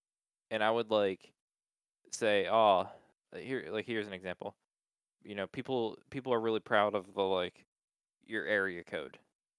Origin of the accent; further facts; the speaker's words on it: Hershey, Pennsylvania, United States; oh, yeah, we're from Hershey, Pennsylvania.